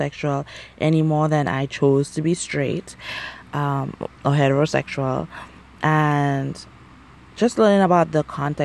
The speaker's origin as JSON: {"language": "English", "country": "St. Lucia", "tie": "born or raised there", "also_born_or_lived": "United States", "moved": "as an adult", "said": "growing up in St. Lucia and the Caribbean"}